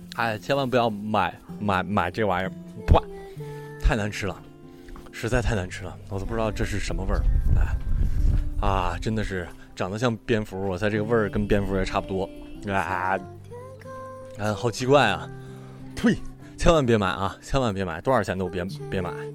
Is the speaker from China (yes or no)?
yes; Northeast China, China; now in Shanghai, China; 我是东北人，然后现在在上海工作